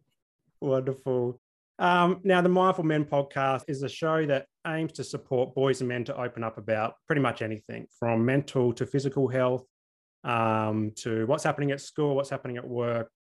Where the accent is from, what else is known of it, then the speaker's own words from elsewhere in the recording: Adelaide, South Australia, Australia; moved away; also born or lived in Brisbane; I grew up in Adelaide, so it's kind of like a big country town